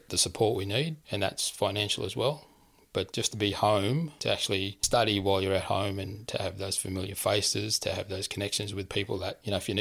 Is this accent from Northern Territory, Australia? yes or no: no; Cabbage Tree Island, New South Wales, Australia; I grew up on Cabbage Tree Island, like I went to school on Cabbage Tree Island